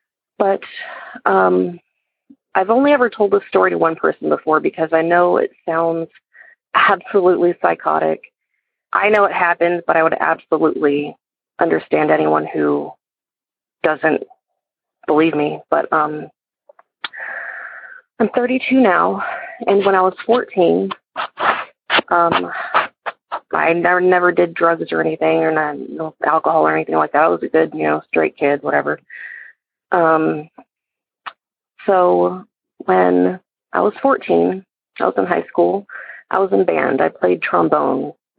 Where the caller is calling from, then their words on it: Georgia, United States; I'm calling from Georgia.